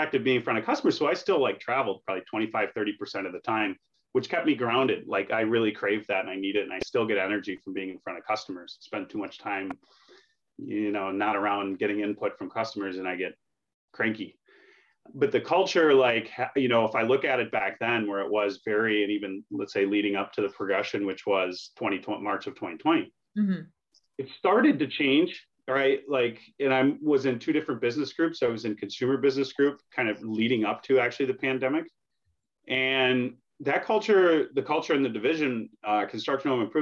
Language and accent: English; Minnesota, United States; moved away as an adult; also born or lived in New Hampshire; I'm from Minnesota